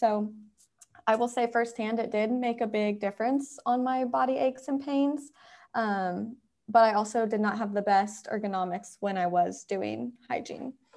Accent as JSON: {"language": "English", "region": "Indiana", "country": "United States", "moved": "yes", "lives_now": "Atlanta, United States", "said": "I'm originally from Indiana, but now I live in Atlanta"}